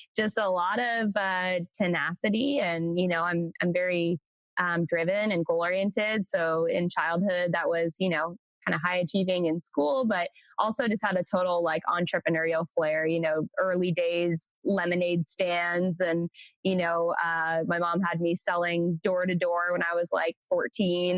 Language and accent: English; Central Coast, California, United States; now in Austin, United States; I am from originally uh, Central Coast, California, um, is where I grew up.